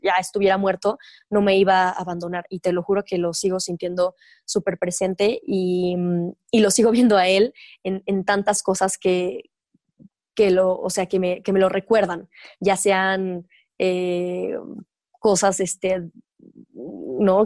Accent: Mexico; soy mexicana, pues nací aquí, viví 23 años de mi vida aquí

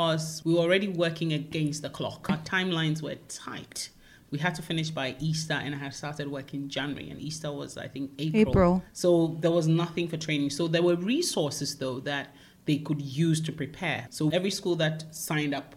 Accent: Ghana; moved away as an adult; also born or lived in United Kingdom; I grew up in Ghana

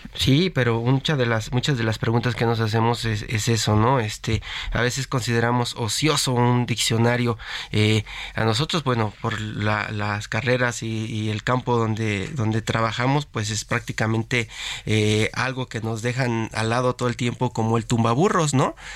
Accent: Mexico; a los mexicanos

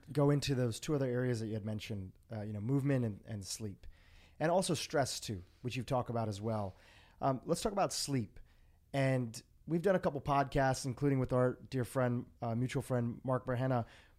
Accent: India; Of course, I'm South Asian descent. I'm from India. And when I go and visit India

